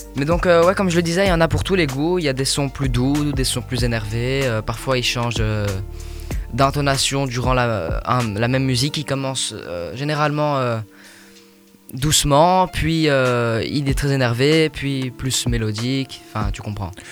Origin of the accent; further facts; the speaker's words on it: Belgium; nous sommes pas français, nous sommes belges, mais on mhm. parle français